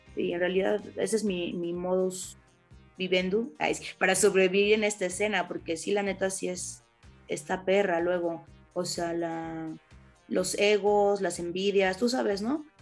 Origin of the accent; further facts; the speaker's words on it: Mexico; con nuestra cultura mexicana